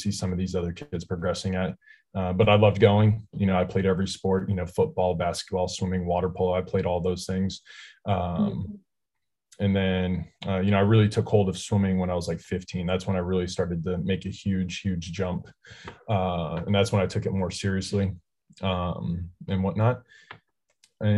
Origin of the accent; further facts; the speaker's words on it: California, United States; now in Georgia, United States; I'm from California. We're surrounded by water, lakes and ocean